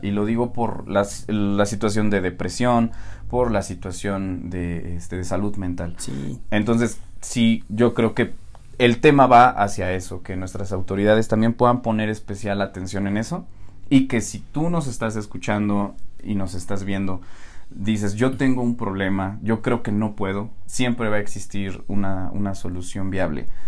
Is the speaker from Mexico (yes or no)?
yes; Tulancingo, Hidalgo, Mexico; Nosotros somos de Hidalgo, para quien no lo sepa, uh. de Tulancingo Hidalgo